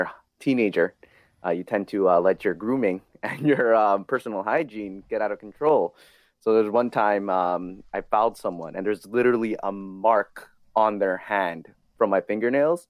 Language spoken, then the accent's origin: English; Vancouver, British Columbia, Canada; every young Filipino kid in growing up in Vancouver